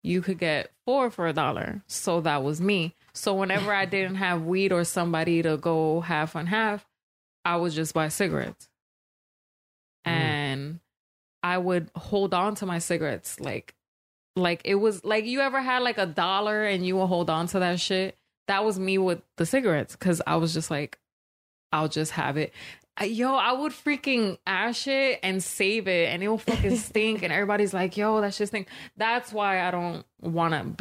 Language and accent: English; New York, United States; growing up in New York